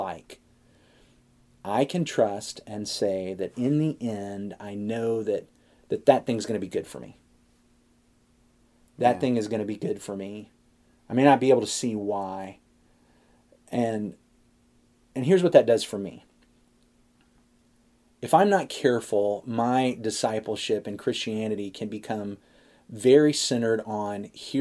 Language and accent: English; United States; I'm an American